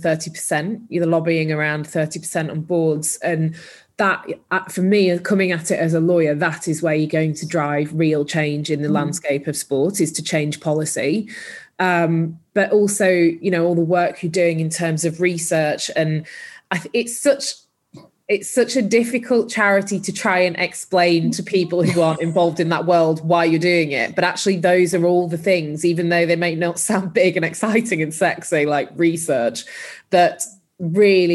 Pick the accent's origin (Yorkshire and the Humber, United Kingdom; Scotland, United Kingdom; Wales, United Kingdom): Yorkshire and the Humber, United Kingdom; Huddersfield; moved away as an adult; also born or lived in London; I grew up in Huddersfield in Yorkshire